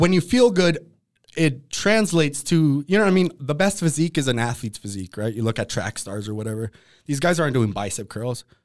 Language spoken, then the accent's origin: English; Oxnard, California, United States; also born or lived in Colorado; I grew up in Oxnard